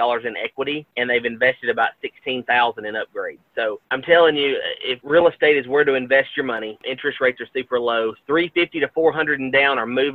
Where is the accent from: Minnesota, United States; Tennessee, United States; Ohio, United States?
Tennessee, United States; Gallatin; I absolutely love working in my home county, in my hometown of Gallatin